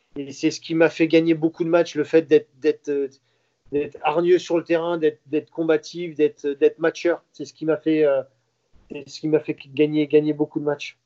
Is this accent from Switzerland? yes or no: no; Saint-Brieuc, Brittany, France; chez moi, à Saint-Brieuc